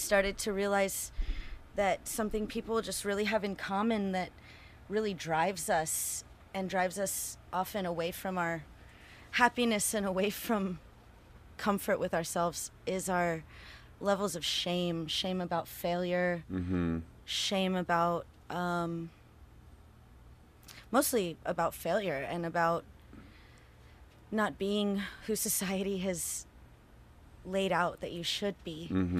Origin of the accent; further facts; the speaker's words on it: Houston, Texas, United States; now in Austin, United States; Yeah, and I'm from Houston originally, and I live in Austin.